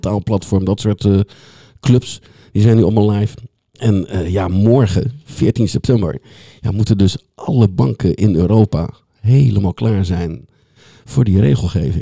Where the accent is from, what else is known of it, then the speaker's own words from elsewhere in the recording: The Hague, South Holland, Netherlands; ik kom uit Den Haag, dus af en toe moet ik een, een, eh, een Haagse woord er, eh, eruit laten.